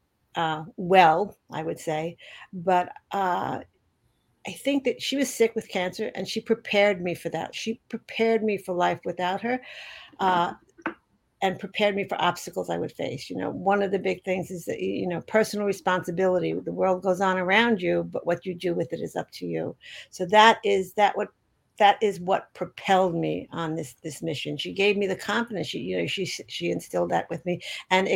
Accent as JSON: {"language": "English", "town": "New York City", "region": "New York", "country": "United States", "tie": "born or raised there", "said": "I am a born and raised New Yorker. I grew up on the Lower West Side of Manhattan"}